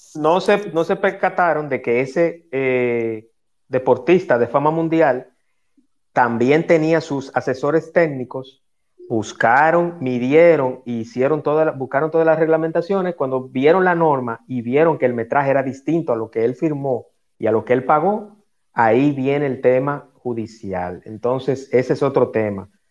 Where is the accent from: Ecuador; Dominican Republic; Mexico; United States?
Dominican Republic; mi país